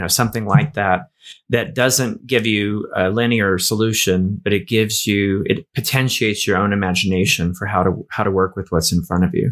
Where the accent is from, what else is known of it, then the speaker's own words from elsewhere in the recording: Appalachia, United States; I grew up in Appalachia